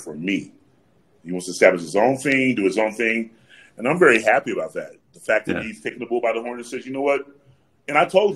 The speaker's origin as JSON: {"language": "English", "town": "Atlanta", "region": "Georgia", "country": "United States", "said": "I'm from Atlanta, Georgia."}